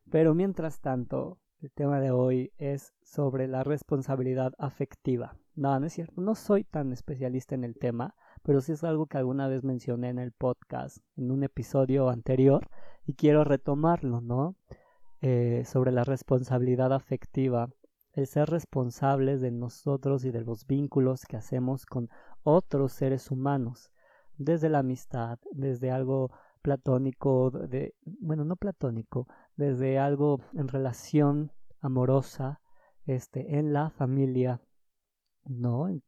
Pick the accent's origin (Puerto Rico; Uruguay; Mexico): Mexico; Mexico City; soy de Ciudad de México y el semáforo rojo nos alcanzó.